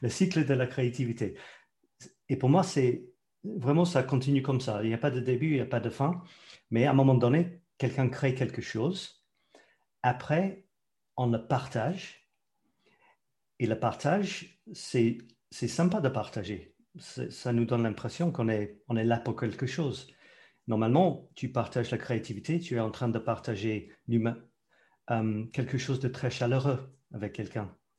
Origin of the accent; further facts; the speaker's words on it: London, United Kingdom; French is a second language; moved away as an adult; also born or lived in Scotland; now in France; je suis né en Écosse. Je ne peux pas dire que je suis anglais. Je dois dire que je suis écossais. Mais à l'âge de deux ans, mes parents ont déménagé euh, vers Londres.